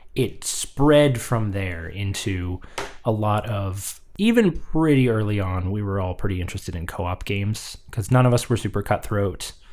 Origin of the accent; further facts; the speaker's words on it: The Woodlands, Texas, United States; born or raised there; moved away